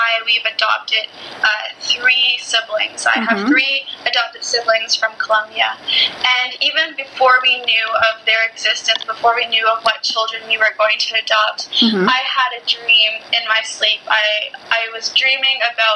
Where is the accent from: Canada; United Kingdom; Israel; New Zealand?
Canada; my country in Canada